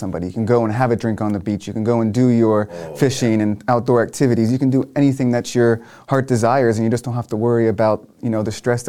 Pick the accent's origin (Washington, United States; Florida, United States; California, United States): Florida, United States; Indian River County; also born or lived in Tampa, Florida; I'm born and raised in Indian River County, so I'm a local boy.